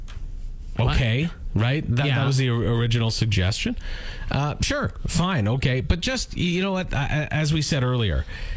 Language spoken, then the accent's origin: English; Saskatoon, Saskatchewan, Canada; now in Regina, Canada; When I was growing up in Saskatoon